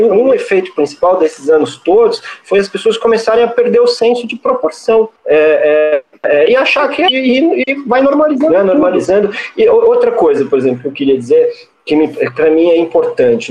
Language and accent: Portuguese; São Paulo, Brazil; eu sou paulistano há muito tempo, inclusive eu sou paulistano desde o dia que eu nasci